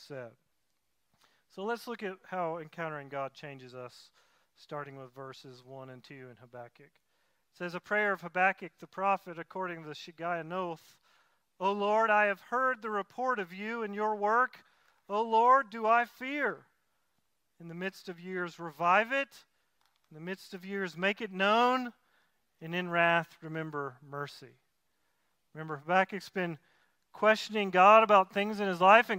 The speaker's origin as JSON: {"language": "English", "region": "Tennessee", "country": "United States", "moved": "yes", "said": "I'm from Tennessee, so I say it closer to tobacco"}